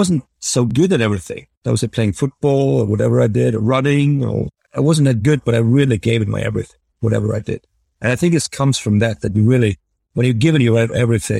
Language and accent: English; Norway; growing up in Norway